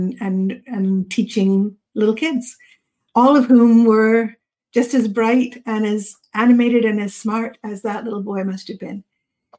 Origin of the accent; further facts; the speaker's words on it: Yarmouth, Nova Scotia, Canada; also born or lived in British Columbia; I grew up in Nova Scotia. I was actually born in BC. And we moved to Nova Scotia when I was 7.